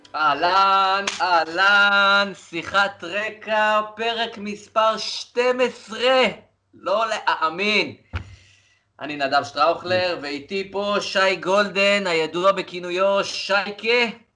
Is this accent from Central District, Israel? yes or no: yes; Rehovot, Central District, Israel; גם שיחקתי קצת במכבי שעריים, בעוד איזה אה, שכונה אצלנו ברחובות